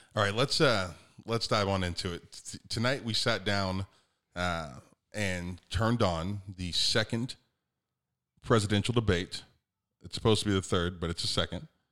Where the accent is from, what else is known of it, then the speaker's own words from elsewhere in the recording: United States; I'm an American